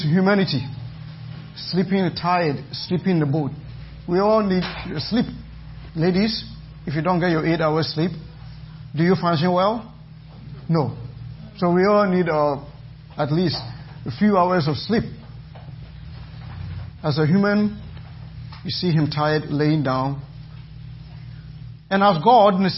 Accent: Ghana; now in Canada; I was born in Ghana, West Africa, and I came to Canada in 1988

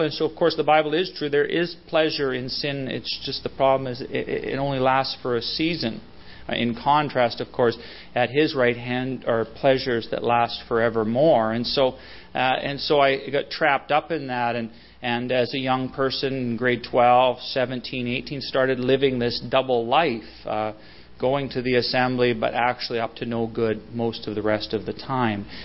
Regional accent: Salmon Arm / Abbotsford, British Columbia, Canada; We moved from Salmon Arm to uh, Abbotsford, British Columbia

